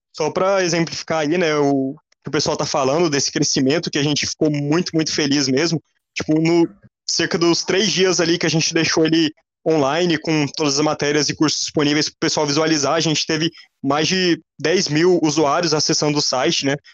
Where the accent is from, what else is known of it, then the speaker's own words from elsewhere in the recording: Goiás, Brazil; now in Brasília, Brazil; vocês vão ver meu sotaque, né? É, eu sou goiano